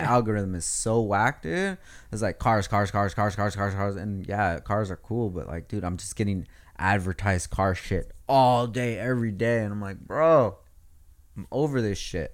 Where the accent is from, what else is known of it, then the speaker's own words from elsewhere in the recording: Oxnard, California, United States; We're all from Oxnard